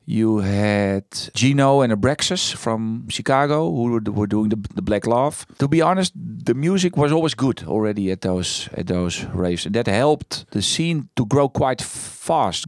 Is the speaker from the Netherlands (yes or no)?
yes; Netherlands; moved away as an adult; also born or lived in Amsterdam; I was born first in the Green Heart